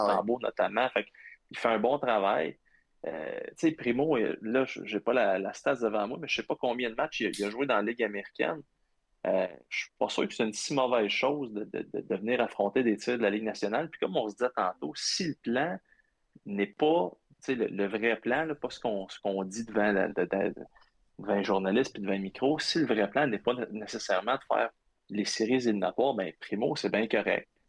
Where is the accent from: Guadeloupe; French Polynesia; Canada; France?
Canada; Abitibi, Quebec; also born or lived in Ottawa; moi, je viens de l'Abitibi